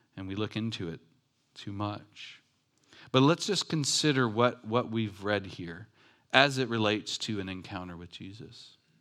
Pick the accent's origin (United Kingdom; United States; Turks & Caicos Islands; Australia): United States; Long Beach, California; I grew up in Long Beach, like, by Compton